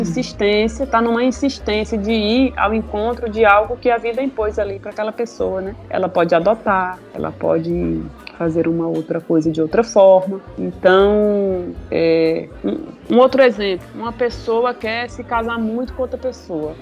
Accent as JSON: {"language": "Portuguese", "region": "Paraíba", "country": "Brazil", "moved": "yes", "lives_now": "Bahia, Brazil", "said": "sou paraibana e vivo na Bahia"}